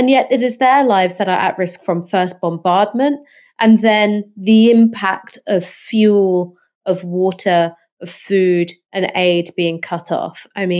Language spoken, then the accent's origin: English; United Kingdom; it makes me feel ashamed as a British citizen that our government and our opposition are united in their unequivocal backing for war crimes.